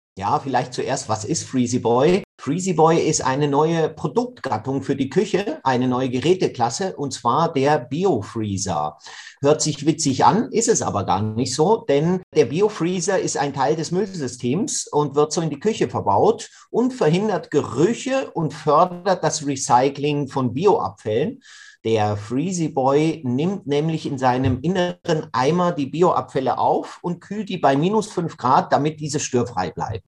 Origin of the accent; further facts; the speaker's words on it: Switzerland; bei uns in der Schweiz, wir trennen das eigentlich schon seit den 80er Jahren. Und so bin ich mit dem Bioeimer auf dem Balkon aufgewachsen